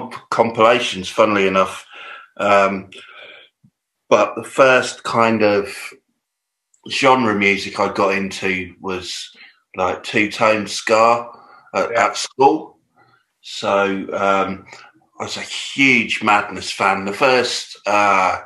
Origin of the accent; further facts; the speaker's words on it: Peterborough, East of England, United Kingdom; also born or lived in Luton; I grew up in Peterborough.